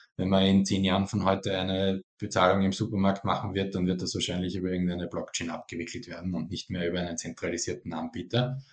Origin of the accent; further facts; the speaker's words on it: Austria; Ich bin selber Österreicher